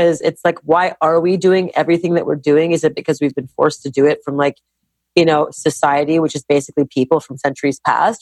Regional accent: Montreal, Quebec, Canada; now in United States; growing up in Montreal, Canada

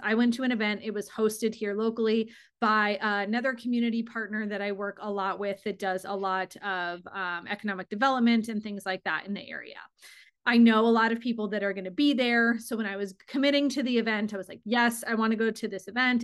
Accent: Arizona, United States; I am born and raised in Arizona.

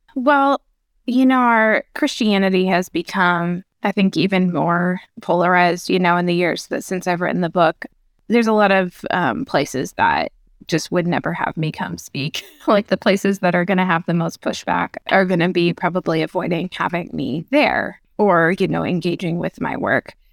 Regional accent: Minnesota, United States; I grew up, uh, in Minnesota

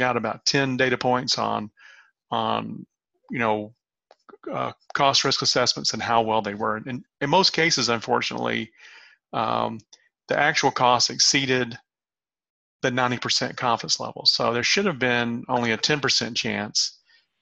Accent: the South, United States; I'm from the South

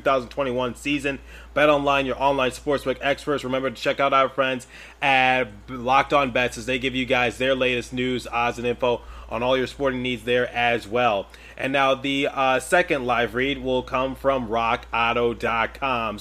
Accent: Michigan, United States; I was raised in Michigan and I currently attend a school in Michigan

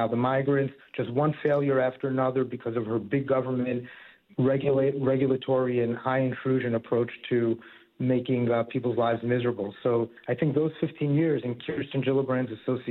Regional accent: New York City, New York, United States; now in Harrison, United States; I grew up in Queens near St. John's, and now I live up in Harrison in Westchester County

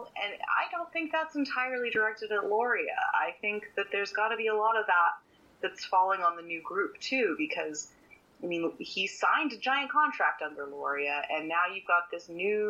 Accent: Canada; As a Canadian

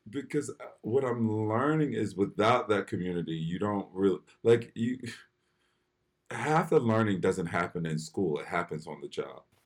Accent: Philadelphia, Pennsylvania, United States; I grew up in Philly

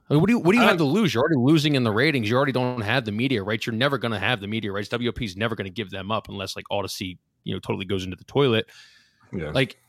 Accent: Pennsylvania, United States; When we grew up in Lehigh and going all down there

